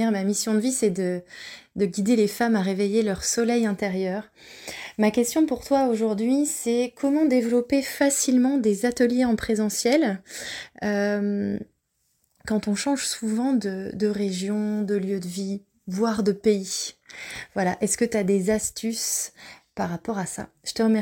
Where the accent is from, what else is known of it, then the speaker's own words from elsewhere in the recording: Lille, Hauts-de-France, France; Alors moi j'habite euh, un peu partout et nulle part à la fois. Je suis nomade, mais je viens de Lille.